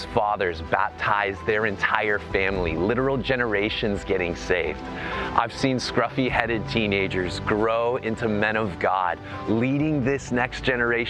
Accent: Gresham, Oregon, United States; I grew up in Gresham

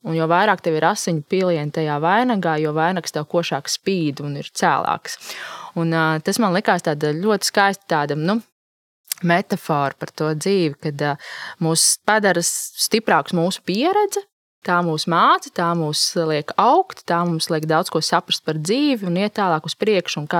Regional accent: Latvia; kādi mēs vispār esam kā latvieši?

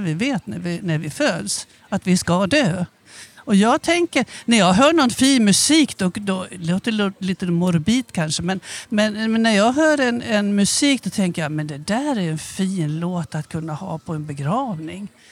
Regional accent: Avesta, Dalarna County, Sweden; accent: dalmål; moved away as an adult; also born or lived in Stockholm; now in Skåne, Sweden; Jag kommer från Avesta

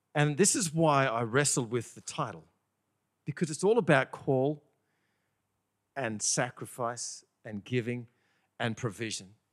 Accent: Bathurst, New South Wales, Australia; moved away; also born or lived in Sydney, Australia; I'm from Bathurst

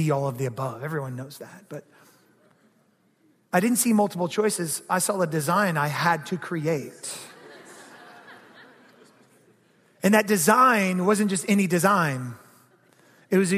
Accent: Georgia, United States; I grew up in Georgia

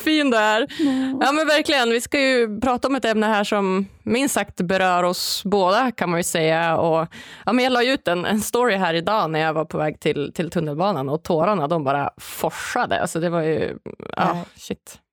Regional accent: Norrland, Sweden; Jag som är född och uppvuxen i Sverige

